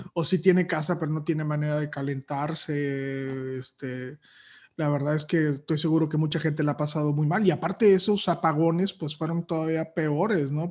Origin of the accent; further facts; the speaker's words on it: Matamoros, Tamaulipas, Mexico; moved away as an adult; also born or lived in Torreón, Coahuila; now in Monterrey, Mexico; luego ya me fui a vivir a Matamoros y llegué aquí a los 18 años y, aquí he estado desde los 18.